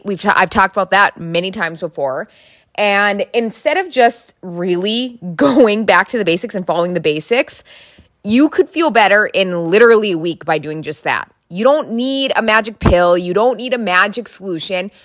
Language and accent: English; North Dakota, United States; I am from North Dakota.